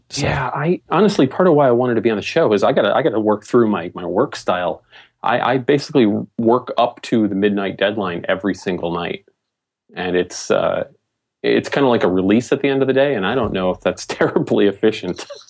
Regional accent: New England, United States; I'm from New England

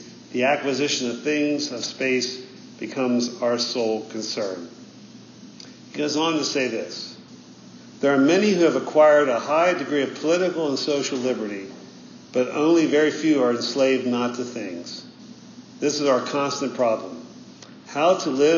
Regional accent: United States; as American Christians

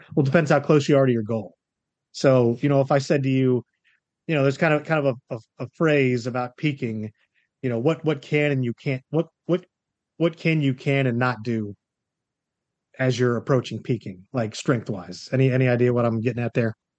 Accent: Florida, United States; moved away as an adult; also born or lived in North Carolina; I was born and raised in Florida. I also went to college here.

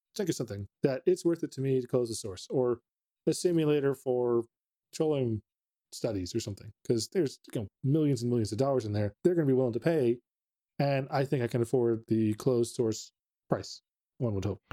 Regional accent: Texas, United States; living in Texas, growing up in Texas

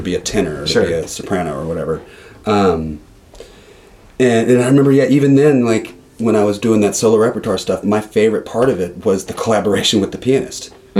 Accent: Atlanta, Georgia, United States; I'm from Atlanta.

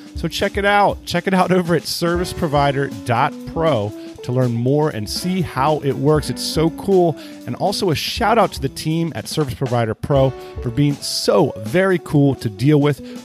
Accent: Lititz, Pennsylvania, United States; I grew up in Lititz, Pennsylvania.

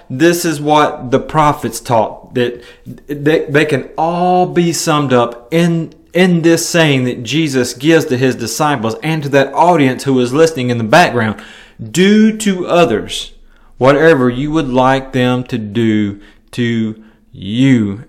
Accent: Milan, Tennessee, United States; moved away; my hometown of Milan, Tennessee

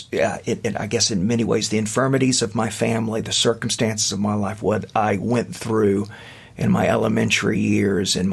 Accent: the South, United States; for someone having grown up in the South

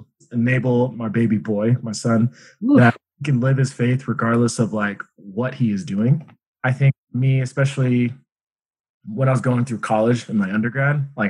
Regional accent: Golden, Colorado, United States; I am from Golden, Colorado

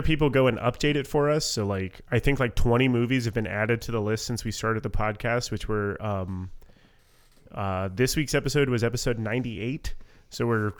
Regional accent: Southwest Florida, United States; moved away as an adult; now in North Carolina, United States; I was born and raised in Southwest Florida. This is this is literally the first time I've ever lived away from

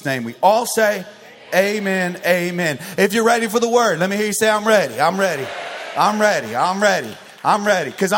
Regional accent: Arizona, United States; I grew up in Arizona

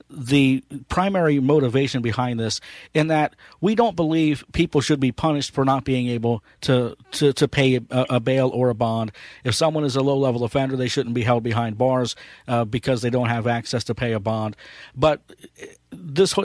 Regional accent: Ohio, United States; my home state of Ohio

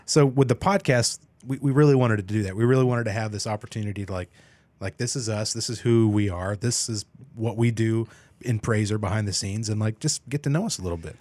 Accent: Emporia, Kansas, United States; moved away; I was born and raised there

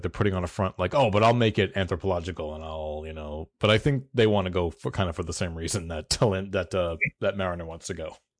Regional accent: the American South, United States; I am from the South

